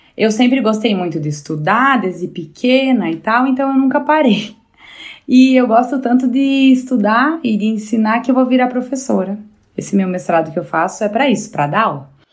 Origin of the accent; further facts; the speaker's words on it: Bento Gonçalves, Rio Grande do Sul, Brazil; Eu sou gaúcha, aqui da cidade de Bento Gonçalves